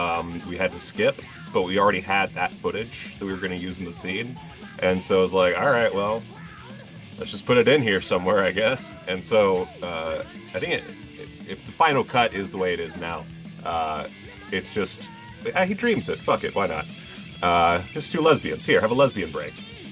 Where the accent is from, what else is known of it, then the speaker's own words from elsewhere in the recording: Southern United States, United States; I mean, I'm from the South.